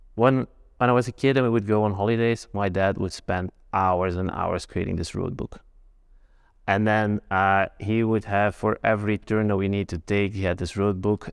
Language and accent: English; Belgium; I'm from Belgium